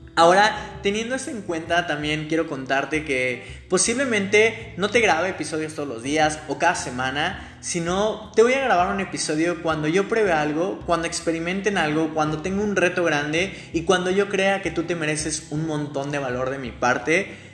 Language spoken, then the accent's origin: Spanish; Mexico City, Mexico; moved away as an adult; now in Mérida, Mexico; soy de Ciudad de México, nací en Ciudad de México. Hoy te estoy hablando desde mi casa en Mérida, estoy en Mérida, Yucatán